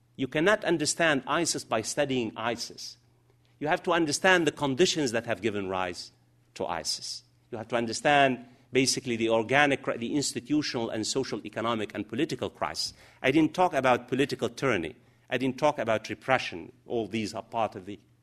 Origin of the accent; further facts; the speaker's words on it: United States; now in London, United Kingdom; I'm an American.